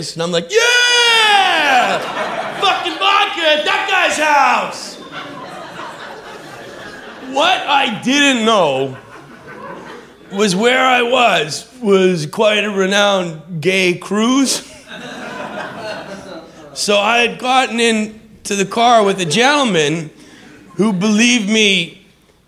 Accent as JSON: {"language": "English", "town": "Vancouver", "region": "British Columbia", "country": "Canada", "also_born_or_lived": "Montreal, Canada", "moved": "as an adult", "said": "I moved from Vancouver, Canada, to Montreal, Canada"}